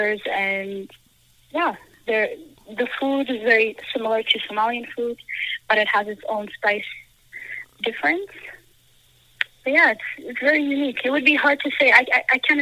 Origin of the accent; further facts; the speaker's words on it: Brooks, Alberta, Canada; moved away as an adult; also born or lived in Djibouti / London, Ontario; now in Calgary, Canada; I grew up in Brooks